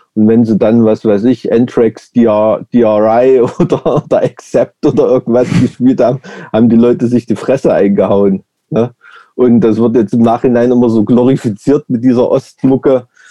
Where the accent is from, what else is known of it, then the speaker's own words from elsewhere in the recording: Weimar, Thuringia, Germany; ich bin ja in so einem Plattenbaugebiet aufgewachsen in der DDR